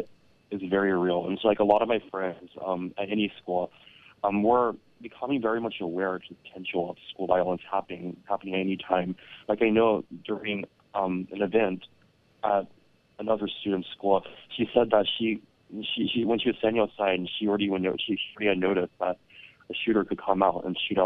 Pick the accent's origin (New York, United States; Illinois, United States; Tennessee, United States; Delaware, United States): Tennessee, United States; Chattanooga; my hometown, Chattanooga